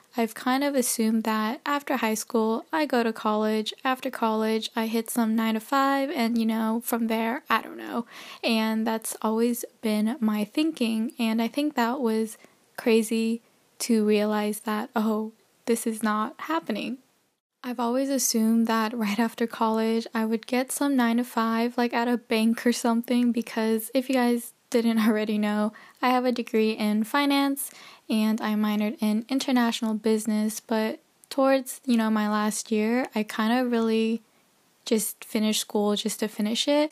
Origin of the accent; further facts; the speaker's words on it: United States; moved away as an adult; also born or lived in Canada; now in Texas, United States; originally I'm from the States.